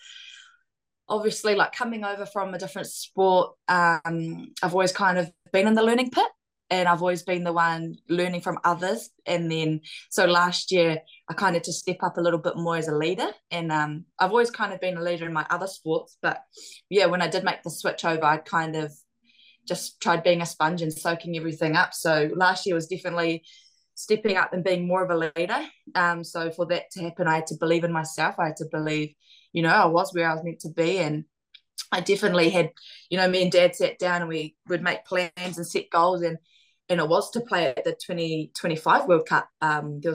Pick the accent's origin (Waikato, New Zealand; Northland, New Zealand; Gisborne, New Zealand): Gisborne, New Zealand; moved away; I absolutely loved growing up in Gisborne.